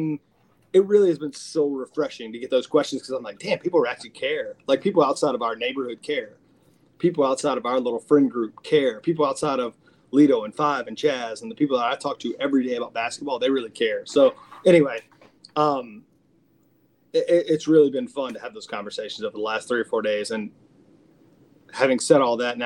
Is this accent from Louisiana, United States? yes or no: yes; Lake Charles, Louisiana, United States; moved away; I've been back home. I'm from Lake Charles. I've been back home.